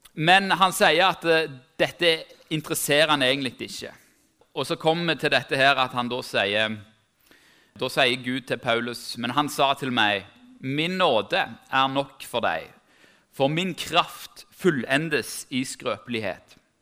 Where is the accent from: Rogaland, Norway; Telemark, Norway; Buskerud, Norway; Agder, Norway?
Rogaland, Norway; Tau; Jeg er som sagt fra Tau